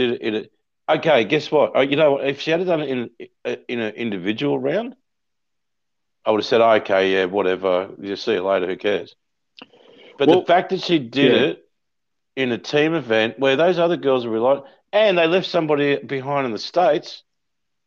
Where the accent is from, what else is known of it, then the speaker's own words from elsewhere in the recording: Logan City, Queensland, Australia; As a kid growing up in Logan City